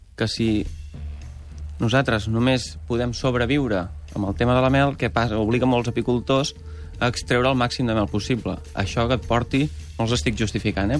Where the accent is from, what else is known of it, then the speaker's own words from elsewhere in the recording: Berguedà, Catalonia, Spain; jo vinc del Berguedà